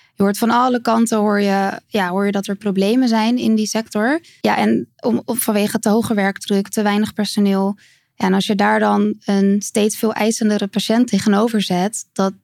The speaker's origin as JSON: {"language": "Dutch", "town": "Capelle aan den IJssel", "region": "South Holland", "country": "Netherlands", "tie": "born or raised there", "said": "In Capelle aan den IJssel."}